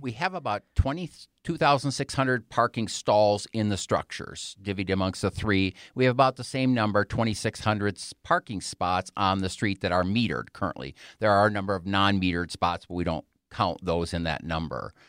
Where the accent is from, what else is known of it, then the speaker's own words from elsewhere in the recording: Wisconsin, United States; moved away as an adult; now in Colorado Springs, United States; I was born and raised in Wisconsin and went to school there